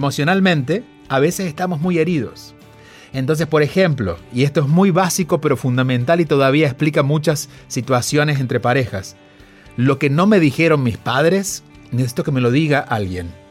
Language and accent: Spanish; Argentina; tú eres mexicano, yo soy argentino, pero venimos de culturas similares porque es Latinoamérica.